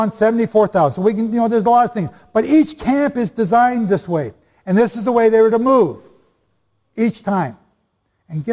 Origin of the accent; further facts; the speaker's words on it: Canada; I'm just Canadian